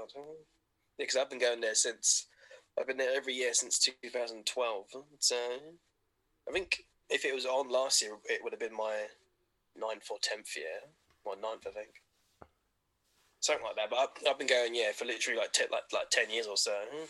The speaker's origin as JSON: {"language": "English", "town": "Bolton", "region": "North West England", "country": "United Kingdom", "said": "I don't even sound like I'm from Essex. I'm from Bolton."}